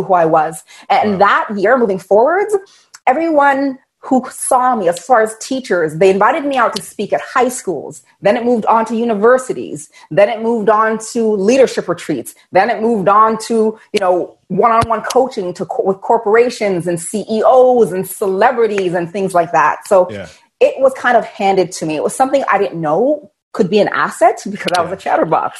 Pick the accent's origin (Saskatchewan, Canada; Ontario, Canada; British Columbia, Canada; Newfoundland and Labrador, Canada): Ontario, Canada; Toronto; I'm from Toronto, Canada